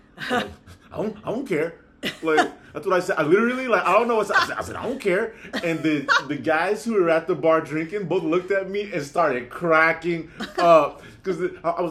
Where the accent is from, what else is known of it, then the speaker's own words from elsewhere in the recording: West Coast, United States; we're from the West Coast